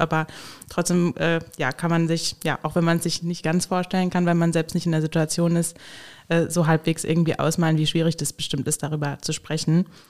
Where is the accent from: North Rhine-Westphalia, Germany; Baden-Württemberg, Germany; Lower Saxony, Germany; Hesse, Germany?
Hesse, Germany; now in Koblenz, Germany; Ich komme selbst aus Hessen